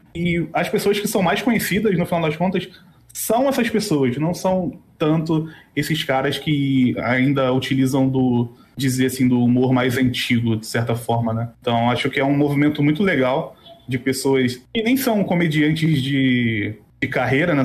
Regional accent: Rio de Janeiro, Brazil; moved away; E eu sou do Rio

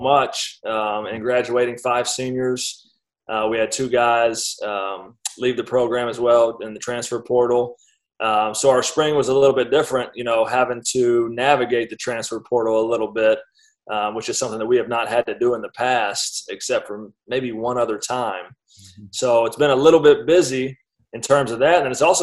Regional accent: Decatur, Alabama, United States; moved away as an adult; now in Nashville, United States; born and raised in Decatur, Alabama

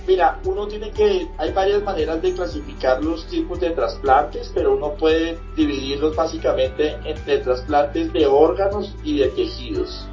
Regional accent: Colombia

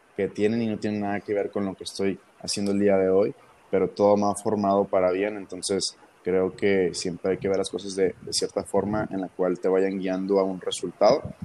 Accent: Ensenada, Baja California, Mexico; moved away as an adult; now in Monterrey, Mexico; tengo 22 años, soy de Ensenada, Baja California.

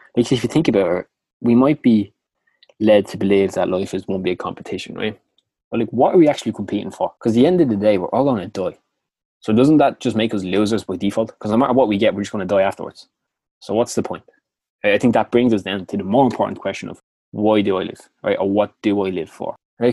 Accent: Dublin, Leinster, Ireland; accent: Clondalkin; my annoying Clondalkin accent

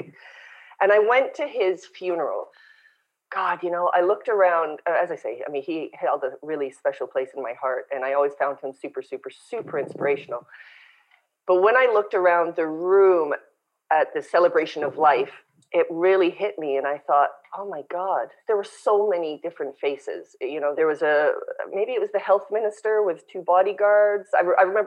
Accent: Winnipeg, Manitoba, Canada; moved away as an adult; also born or lived in South Africa / London, England / Bangkok, Thailand / London, Ontario; now in Olinda, Brazil; And growing up in Canada, I grew up in Winnipeg.

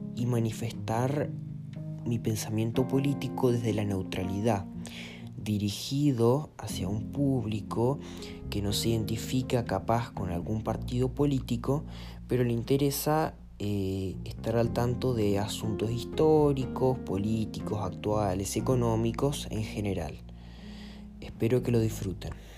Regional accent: Argentina; soy argentino

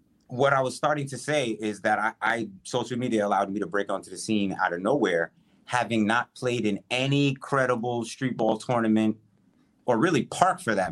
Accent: Westchester County, New York, United States; I'm from Westchester County, so I'm outside right. the city

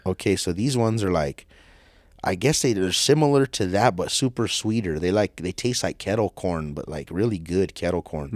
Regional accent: United States; I'm American

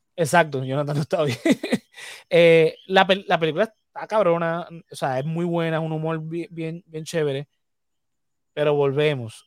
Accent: Puerto Rico

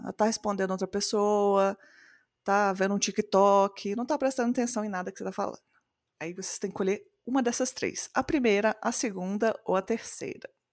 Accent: Belo Horizonte, Minas Gerais, Brazil

